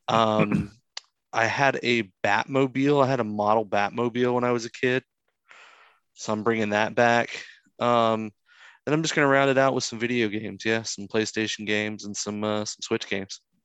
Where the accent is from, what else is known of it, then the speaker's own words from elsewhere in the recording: Florida, United States; I grew up with one in Florida